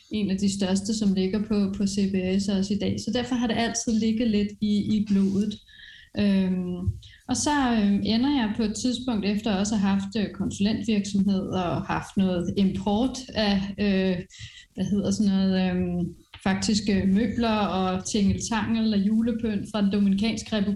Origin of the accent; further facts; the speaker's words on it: France; Øh, jeg er vokset op i Frankrig med iværksætterforældre, som har rejst rundt, sådan rundt omkring, så det er egentlig altid sådan ligget i blodet.